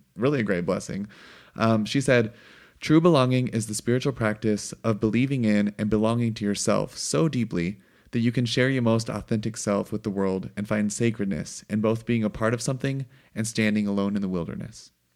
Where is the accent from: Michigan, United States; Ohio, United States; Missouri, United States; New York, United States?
Missouri, United States; hunting and growing up in Missouri